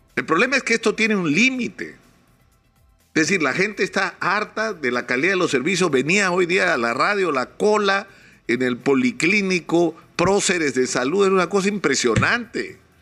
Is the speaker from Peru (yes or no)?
yes; Peru